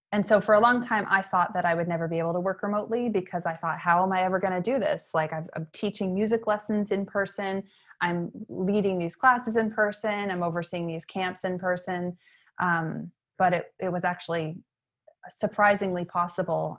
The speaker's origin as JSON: {"language": "English", "town": "York", "region": "Maine", "country": "United States", "tie": "born or raised there", "also_born_or_lived": "Atlanta", "moved": "as an adult", "said": "My hometown is York, Maine, which is in southern Maine"}